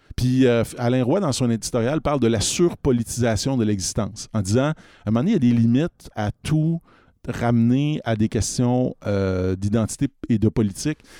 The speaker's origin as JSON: {"language": "French", "country": "Canada", "said": "on est très canadiens"}